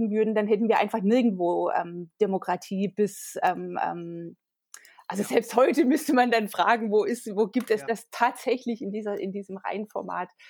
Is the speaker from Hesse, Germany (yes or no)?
no; Tübingen region, Baden-Württemberg, Germany; Hölderlin ähm, kommt ja aus Tübingen. Das ist auch die äh, mhm. Region, aus der ich komme.